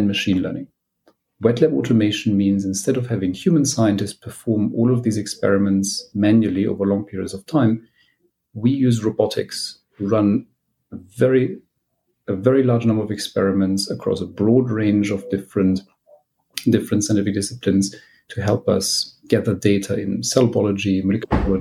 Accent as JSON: {"language": "English", "country": "Germany", "moved": "as an adult", "lives_now": "United Kingdom", "said": "I am from Germany originally. I qualified as a clinician, but then I came to the UK for my PhD."}